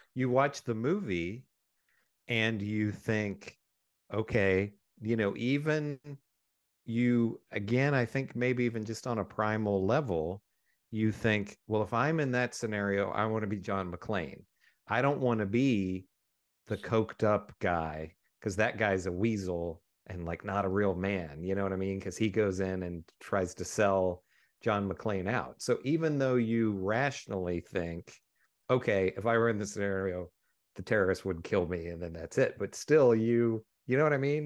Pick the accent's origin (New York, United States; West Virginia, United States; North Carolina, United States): West Virginia, United States; we grew up in West Virginia